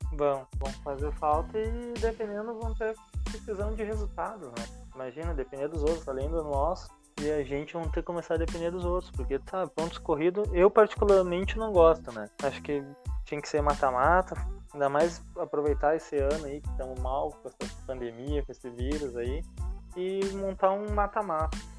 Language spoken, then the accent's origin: Portuguese; Brazil; somos brasileiros